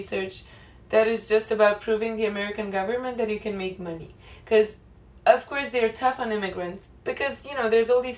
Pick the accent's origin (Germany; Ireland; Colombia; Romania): Romania; English is a second language; moved away as an adult; now in New York, United States; I've just left Romania for a year